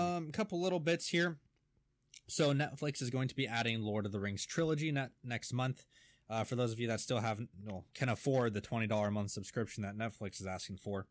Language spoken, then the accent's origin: English; Pacific Northwest, United States; we are from the Pacific Northwest area